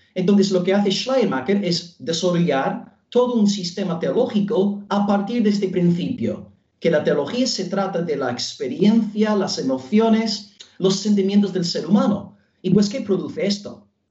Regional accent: Belfast, Northern Ireland, United Kingdom; Spanish is a second language; moved away as an adult; now in Almería, Spain; soy eh, norirlandés de Belfast

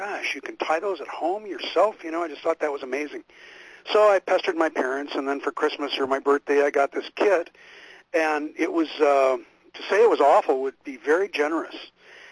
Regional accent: Pacific Northwest, United States; I grew up in the Pacific Northwest, out here on the west side

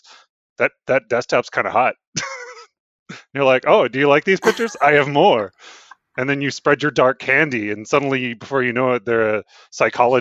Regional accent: the Prairies, Canada; also born or lived in Saskatchewan / Alberta; I have dual citizenship for both Alberta and Saskatchewan.

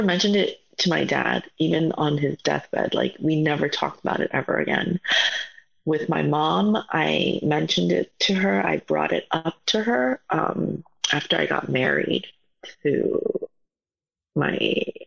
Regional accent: New York City, New York, United States; I grew up in Manhattan, and back in the 70s, 80s, there were no Koreans in Manhattan

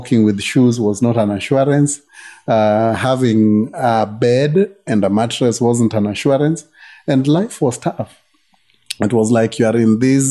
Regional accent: Yogo, Kenya; I grew up in Yogo. My parents were ministers, pastors.

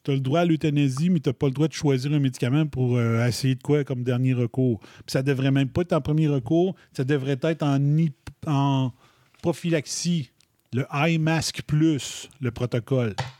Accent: Quebec, Canada; first language French; je venais de la French Canadian Province of Quebec, in Canada

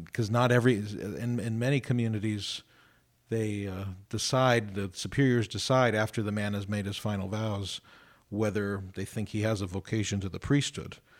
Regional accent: Youngstown, Ohio, United States; now in Columbus, United States; I'm from Ohio. I'm originally from Youngstown.

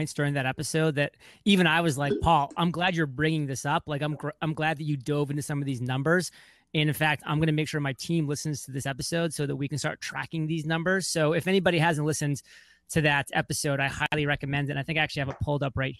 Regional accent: Lyman, Maine, United States; born or raised there; moved away as an adult

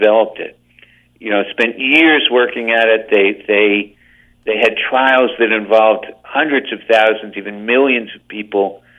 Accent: New Jersey, United States; I'm old enough to remember getting it on the streets of the municipal building in the little town in which I grew up in New Jersey.

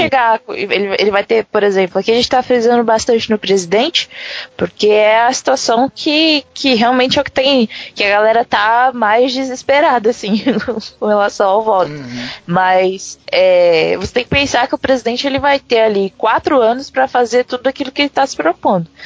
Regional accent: Brazil; a nossa é, é, identidade, né, do Brasil

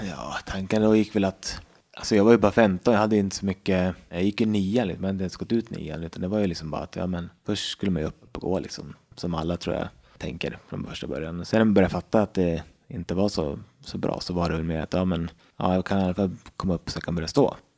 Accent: Västerås, Västmanland, Sweden; also born or lived in Uppsala; Jag kommer från eh, Västerås, född och uppvuxen där. Jag har bott där i hela mitt liv

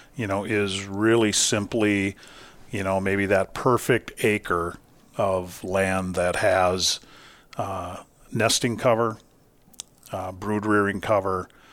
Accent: Duluth, Minnesota, United States; originally, I grew up in, uh, Duluth, Minnesota

